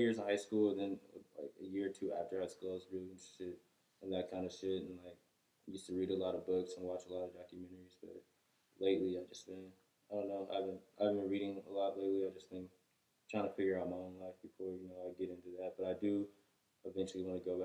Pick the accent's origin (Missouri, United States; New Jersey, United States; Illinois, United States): Missouri, United States; Lee's Summit; also born or lived in south Kansas City / Raytown; I'm from like south, and then I ended up moving out to Raytown when I was like real young. And then I moved from Raytown like around like fifth grade to Lee Summit.